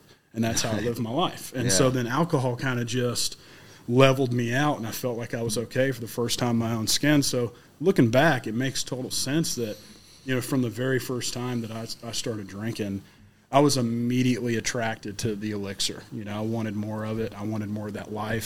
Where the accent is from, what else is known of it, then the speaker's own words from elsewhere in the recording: Middle Tennessee, United States; I'm from Middle Tennessee. You know, I'm not from Florida